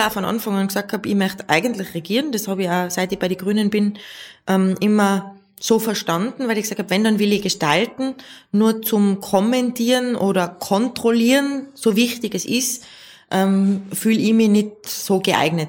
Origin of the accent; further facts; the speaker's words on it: Tyrol, Austria; bei uns in Tirol